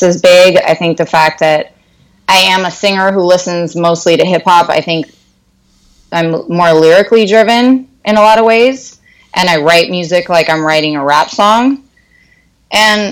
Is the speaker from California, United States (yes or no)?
yes; Berkeley, California, United States; now in Brooklyn, United States; I am from Berkeley / Oakland, California. Bay Area kid. Mm-hmm. Third generation Bay Area kid.